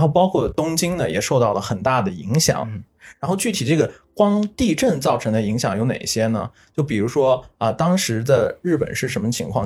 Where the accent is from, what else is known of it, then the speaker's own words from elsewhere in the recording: China; 作为中国人